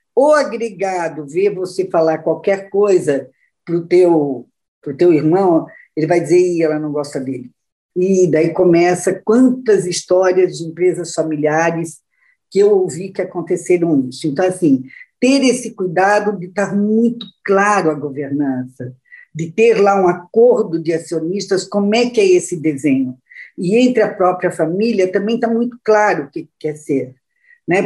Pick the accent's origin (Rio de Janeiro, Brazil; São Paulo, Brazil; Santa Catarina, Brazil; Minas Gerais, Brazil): Santa Catarina, Brazil; Luiz Alves; eu sou de Santa Catarina, aí pertinho de vocês, né? E, é, nossos estados são vizinhos. É, nasci em Luiz Alves, uma cidade muito pequenininha no interior de Santa Catarina